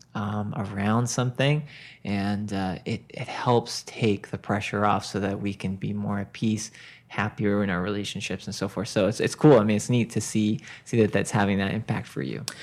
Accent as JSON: {"language": "English", "area": "Boston area", "region": "Massachusetts", "country": "United States", "tie": "born or raised there", "moved": "yes", "lives_now": "Westport, United States", "said": "I was growing up in the Boston area"}